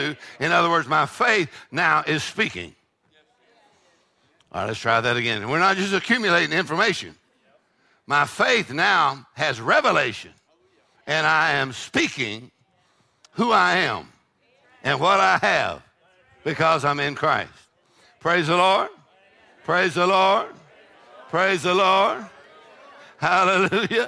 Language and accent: English; Texas, United States; I'm from Texas. We eat jalapenos